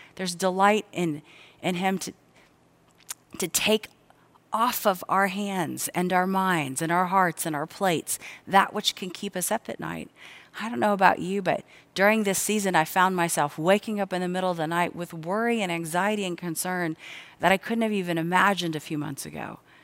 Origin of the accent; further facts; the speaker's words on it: Cincinnati, Ohio, United States; I grew up here in the Cincinnati area